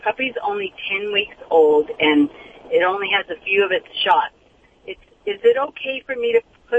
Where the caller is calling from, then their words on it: Santa Fe Springs, California, United States; Santa Fe Springs.